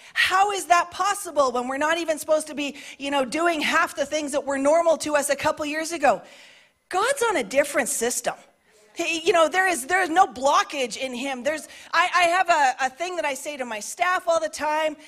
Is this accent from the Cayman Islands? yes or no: no; Canada; I identify as a Canadian, a middle aged woman